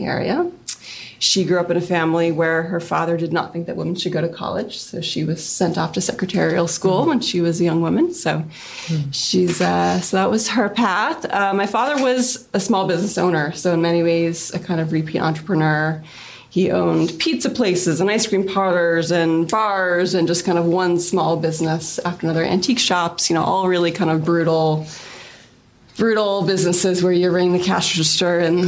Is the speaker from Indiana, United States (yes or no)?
no; Amherst, Massachusetts, United States; also born or lived in Brooklyn; that's where I grew up